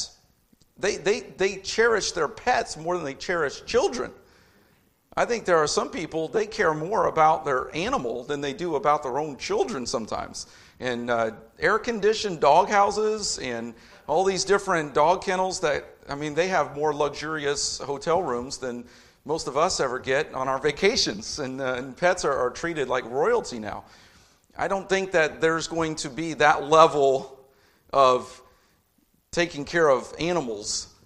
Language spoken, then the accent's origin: English; Indianapolis, Indiana, United States; also born or lived in Lafayette; I'm from Indianapolis, grew up there